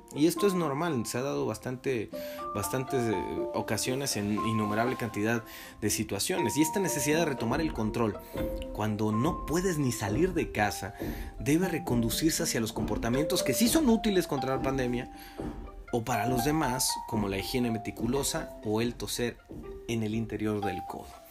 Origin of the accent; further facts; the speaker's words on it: Mexico; nosotros como mexicanos